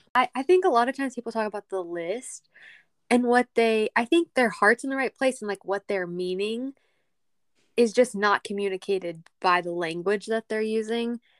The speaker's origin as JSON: {"language": "English", "region": "Texas", "country": "United States", "accent": "country", "said": "we're both from Texas, but she's from the city. I am not."}